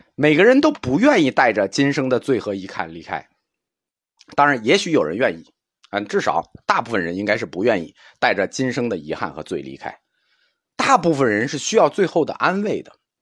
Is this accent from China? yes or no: yes; China; 我们中国人终极的， 可以期待的美好世界